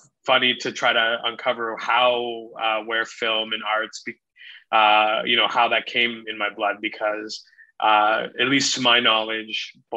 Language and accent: English; Sarnia, Ontario, Canada; I grew up in Sarnia, Ontario, which is a border city with Port Huron, Michigan.